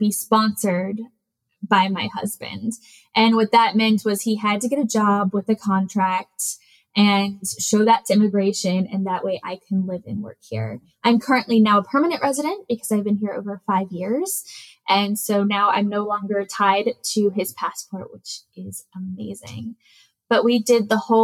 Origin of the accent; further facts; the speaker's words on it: Virginia, United States; moved away as an adult; now in Netherlands; I'm originally from Virginia in the US. I moved to the Netherlands in 2014 with my husband.